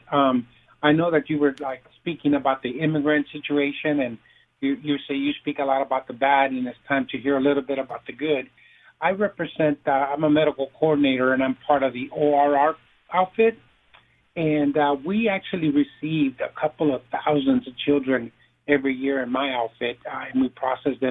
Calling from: Texas, United States; I'm in the south southern part of Texas.

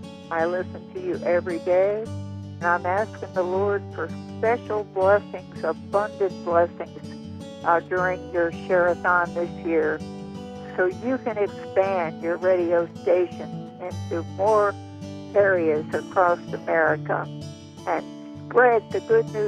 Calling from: Grantsville, Maryland, United States; I'm listening from Grantsville, Maryland.

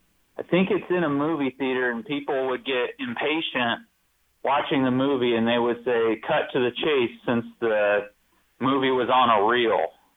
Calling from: Findlay, Ohio, United States; I'm calling right from outside of there.

